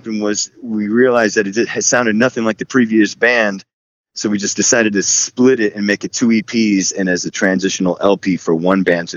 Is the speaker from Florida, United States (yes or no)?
yes; Florida, United States; moved away as an adult; also born or lived in Chicago, Illinois, United States; now in China; I was born in Chicago, raised in Florida